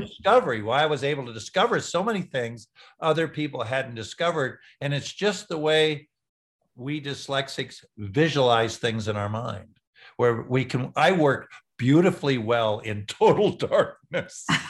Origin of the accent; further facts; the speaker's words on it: San Diego, California, United States; also born or lived in Wichita, Kansas; I was in San Diego